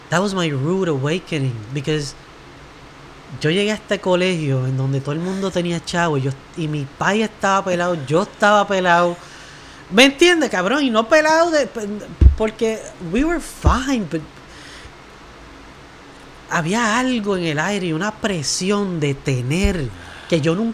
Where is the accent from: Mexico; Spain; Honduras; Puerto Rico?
Puerto Rico; Trujillo Alto; Pues yo, yo me crié en Trujillo Alto, en el monte, monte urbano.